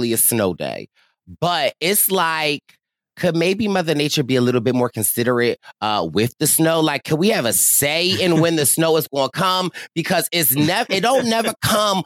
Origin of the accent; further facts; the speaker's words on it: Philadelphia, Pennsylvania, United States; as a Philadelphian